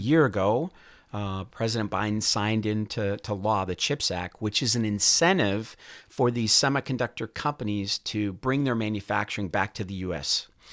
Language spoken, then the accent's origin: English; Duluth, Minnesota, United States; I grew up in Duluth, Minnesota